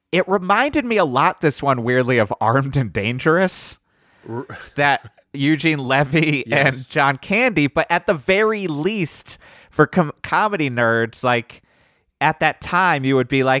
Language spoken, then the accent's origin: English; Germany; I grew up in Germany.